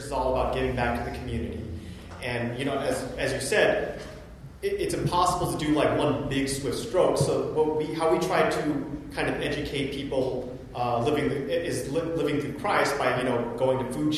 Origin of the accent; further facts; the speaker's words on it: Las Vegas, Nevada, United States; I come from Las Vegas